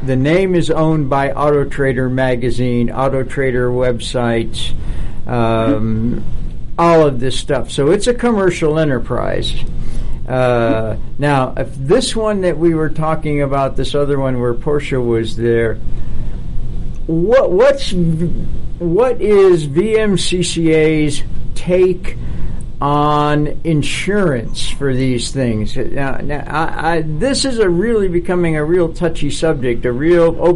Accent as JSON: {"language": "English", "town": "Buffalo", "region": "New York", "country": "United States", "tie": "born or raised there", "said": "Growing up in Buffalo"}